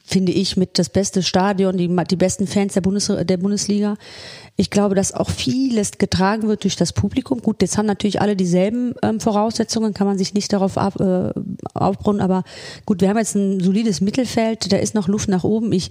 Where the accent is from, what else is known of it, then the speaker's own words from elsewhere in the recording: Solingen, North Rhine-Westphalia, Germany; Aus Solingen, äh, ja. Ich bin ja aus Solingen